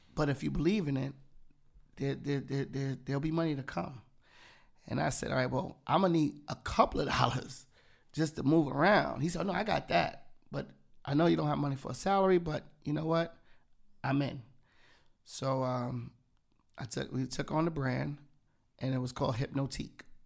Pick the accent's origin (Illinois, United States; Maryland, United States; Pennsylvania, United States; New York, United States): New York, United States; Yonkers; I was from Yonge, 'cause it was, like, that whole nine one four